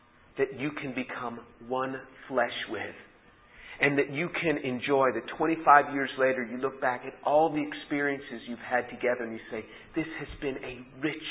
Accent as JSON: {"language": "English", "town": "New York City", "region": "New York", "country": "United States", "tie": "born or raised there", "said": "I was born in New York City"}